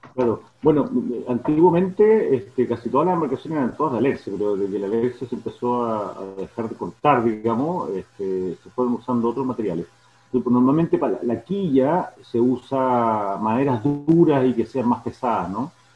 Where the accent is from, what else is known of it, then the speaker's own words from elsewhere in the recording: Santiago, Santiago Metropolitan Region, Chile; moved away as an adult; now in Yaguepe, Chile; yo soy oriundo de Santiago Santiago, nací allá, pero desde muy chico, siempre viniendo al